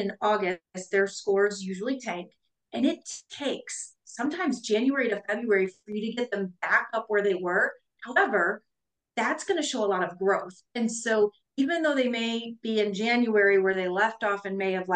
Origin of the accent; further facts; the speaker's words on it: Midwest, United States; we're from the Midwest.